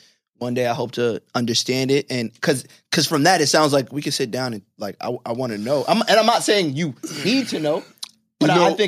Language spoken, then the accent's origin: English; New York City, New York, United States; I grew up in Clinton Hills.